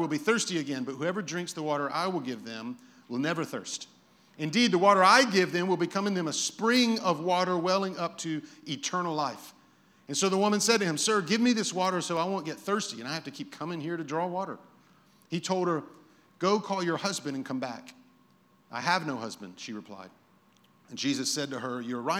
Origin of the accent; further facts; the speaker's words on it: Lakeland, Florida, United States; also born or lived in Birmingham, Alabama; I was living in Birmingham, Alabama, and I moved from Birmingham to Lakeland, Florida